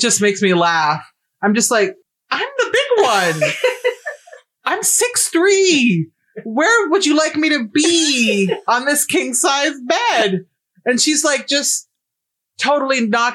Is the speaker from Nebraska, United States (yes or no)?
yes; Nebraska, United States; I'm from Nebraska